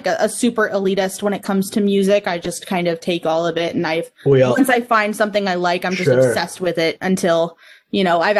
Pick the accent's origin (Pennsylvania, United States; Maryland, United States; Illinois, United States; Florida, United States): Florida, United States; Miami Fort Lauderdale area, South; also born or lived in Lake Nona; So I grew up in South Florida, so the Miami Fort Lauderdale area. So there was a lot of Latin influence.